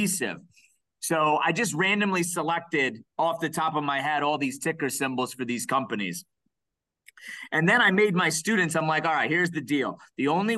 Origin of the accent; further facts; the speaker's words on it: Cleveland, Ohio, United States; moved away; also born or lived in Brook Park, Ohio / Parma Heights, Ohio; my hometown of of C-Town, Cleveland. So that's where I was born and raised.